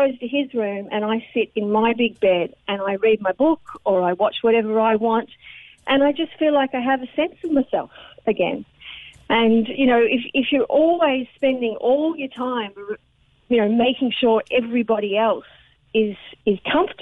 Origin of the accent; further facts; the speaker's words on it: Australia; now in Ireland; I'm Australian